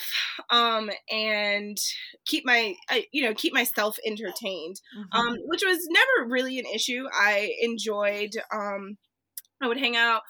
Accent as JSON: {"language": "English", "town": "Charleston", "region": "South Carolina", "country": "United States", "tie": "born or raised there", "also_born_or_lived": "Columbia, South Carolina", "said": "Charleston, which is my hometown. It's where I grew up"}